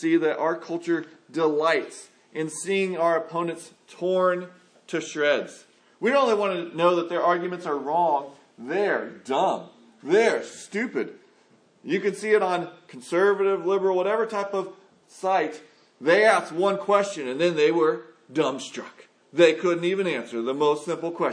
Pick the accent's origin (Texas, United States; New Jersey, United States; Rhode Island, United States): Texas, United States; San Antonio; I grew up in San Antonio, Texas